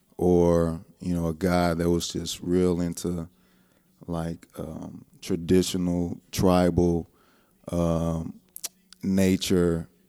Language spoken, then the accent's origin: English; Lake Charles, Louisiana, United States; born there; Man, I was born in Lake Charles, Louisiana in 1981.